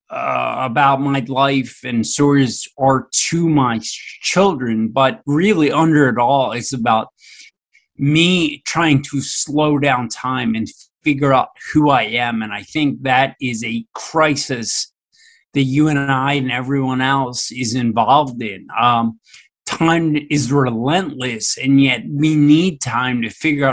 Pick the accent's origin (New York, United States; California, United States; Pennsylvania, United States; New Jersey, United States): Pennsylvania, United States; Philadelphia; I grew up right in Philadelphia, Pennsylvania, in the United States